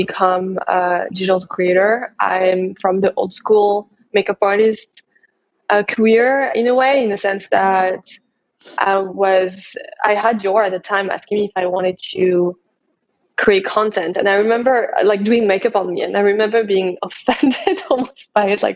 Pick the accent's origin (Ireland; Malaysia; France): France; English is a second language; moved away as an adult; also born or lived in Paris; I'm a French makeup artist.